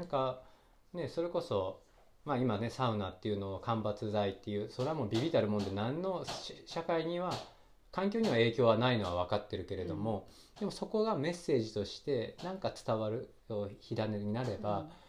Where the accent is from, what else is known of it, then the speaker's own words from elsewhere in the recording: Yokohama, Kanagawa, Japan; moved away; 僕神奈川県横浜生まれの育ち